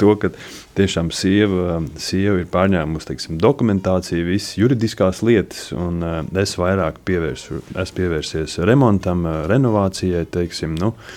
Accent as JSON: {"language": "Latvian", "region": "Riga", "country": "Latvia", "moved": "as an adult", "lives_now": "Kurmene, Latvia", "said": "es pats esmu no Rīgas, no Pārdaugavas."}